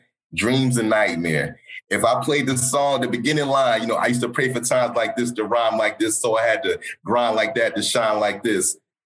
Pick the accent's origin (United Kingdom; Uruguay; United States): United Kingdom; London; born there; because I was born in London, but grew up around the world.